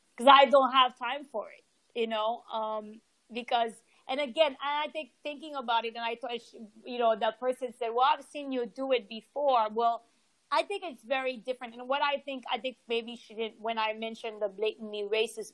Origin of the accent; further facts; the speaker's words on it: Haiti; I'm from Haiti.